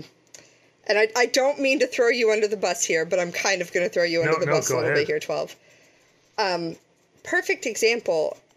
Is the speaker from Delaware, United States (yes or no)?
no; Pittsburgh, Pennsylvania, United States